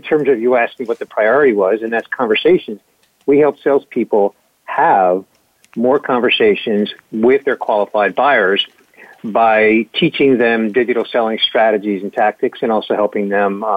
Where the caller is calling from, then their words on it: Palm Harbor, Florida, United States; I'm calling from Palm Harbor, Florida, which is a suburb of Tampa.